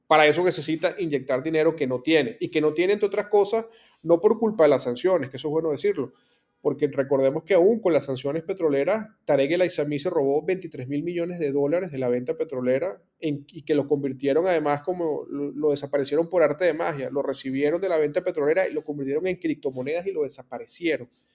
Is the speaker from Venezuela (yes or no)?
yes; Venezuela; moved away as an adult; a nosotros como, venezolanos